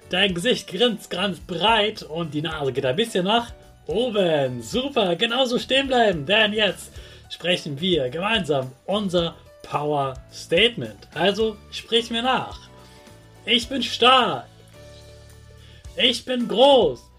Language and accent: German; Hanover, Lower Saxony, Germany; dass eine ganz große Weltausstellung in meiner Heimatstadt Hannover war.